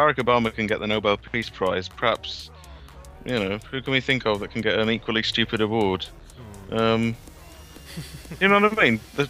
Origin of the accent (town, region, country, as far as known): Wales, United Kingdom